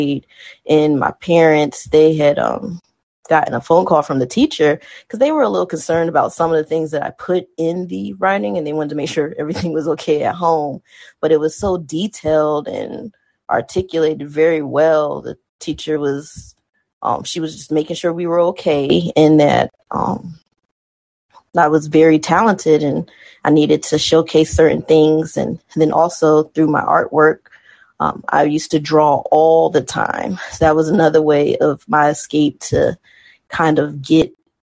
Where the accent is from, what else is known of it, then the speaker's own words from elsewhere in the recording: Hampton, Virginia, United States; growing up in Hampton City school system here